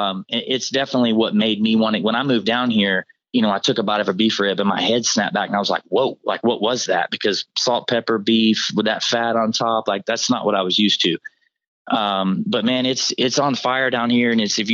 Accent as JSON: {"language": "English", "region": "Deep South", "country": "United States", "tie": "born or raised there", "also_born_or_lived": "Tennessee", "moved": "yes", "lives_now": "Dallas, United States", "said": "I was born in Tennessee, grew up in the deep South on sweet pork."}